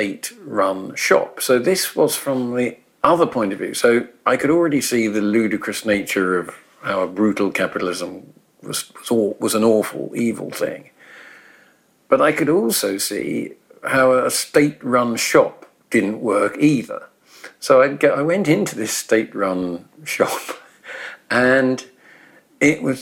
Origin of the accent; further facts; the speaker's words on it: England, United Kingdom; I was growing up in England, you know, or Britain